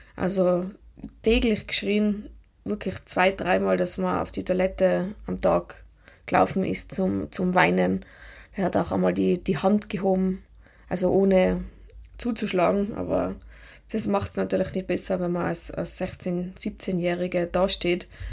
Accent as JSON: {"language": "German", "region": "Tyrol", "country": "Austria", "accent": "Tiroler Dialekt", "said": "Ich bin aus Tirol das wird man auch hören"}